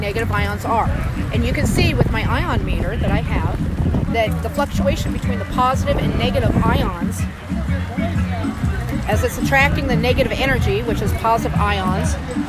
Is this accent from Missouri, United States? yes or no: yes; Missouri, United States; I'm from Missouri.